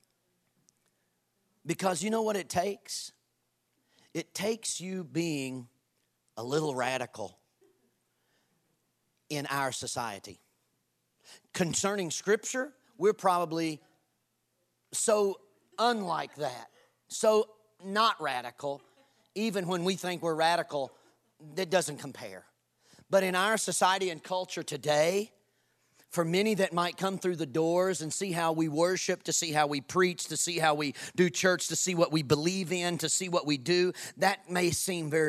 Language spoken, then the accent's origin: English; Kentucky, United States; I'm from Kentucky